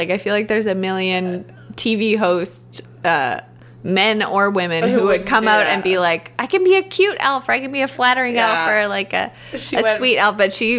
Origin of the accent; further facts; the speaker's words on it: Canada; We're Canadian